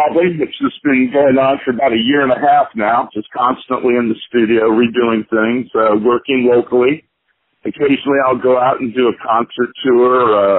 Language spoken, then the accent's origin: English; Kansas City, Missouri, United States; born or raised there; also born or lived in New Jersey / Prairie Village, Kansas